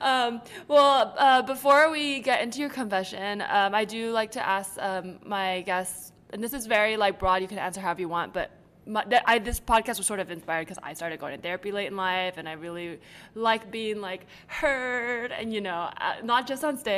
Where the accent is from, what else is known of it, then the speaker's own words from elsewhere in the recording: the Bay Area, California, United States; I grew up in the Bay